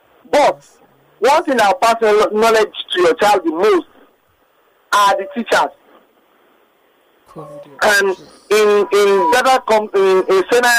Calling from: Kenya; I'm calling from Kenya.

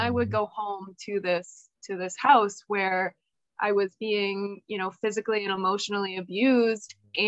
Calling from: New Hampshire, United States; I am calling in from New Hampshire, where it is currently 3 degrees.

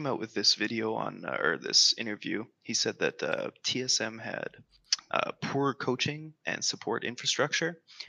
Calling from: Calgary, Alberta, Canada; I'm calling from Calgary, Alberta.

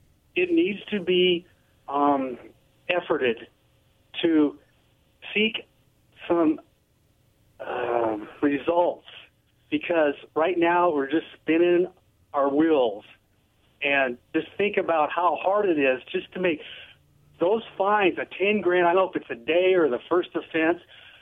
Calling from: Kennewick, Washington, United States; … Kennewick.

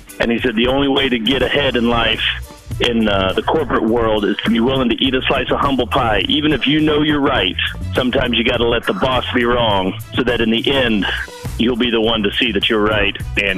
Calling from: Bentonville, Arkansas, United States; I'm calling from Bentonville, Arkansas.

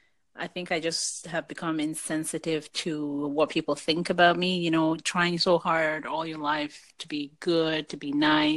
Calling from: Canada; I'm calling. This is Canada here.

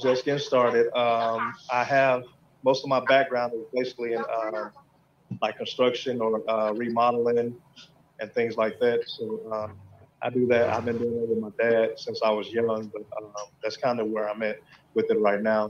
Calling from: Granite City, Illinois, United States; I am on the Illinois side in Granite City.

